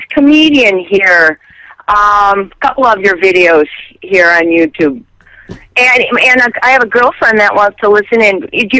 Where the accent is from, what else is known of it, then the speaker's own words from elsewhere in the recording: Door County, Wisconsin, United States; also born or lived in Pompano Beach, Florida; now in Los Angeles, United States; I was born in Pompano Beach, Florida, and I was raised in Wisconsin, Door County, Wisconsin.